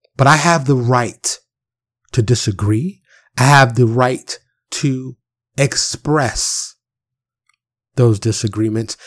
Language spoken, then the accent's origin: English; New York City, New York, United States; I'm from Harlem in the Bronx, born and raised